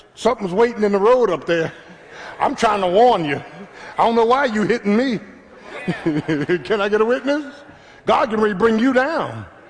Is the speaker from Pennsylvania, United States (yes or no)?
yes; Philadelphia, Pennsylvania, United States; I'm from Philly, man.